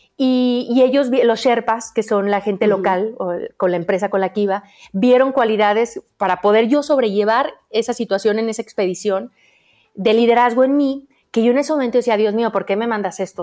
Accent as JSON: {"language": "Spanish", "region": "Aguascalientes", "country": "Mexico", "said": "soy de Aguascalientes, donde no hay montañas"}